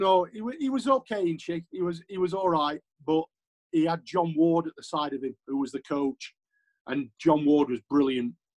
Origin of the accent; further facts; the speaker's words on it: Yorkshire and the Humber, United Kingdom; I'm a Yorkshireman